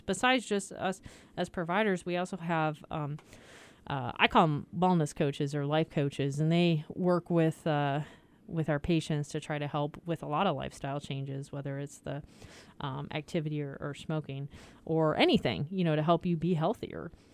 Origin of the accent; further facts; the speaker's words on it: Iowa, United States; moved away; I grew up in Iowa, so I learned pop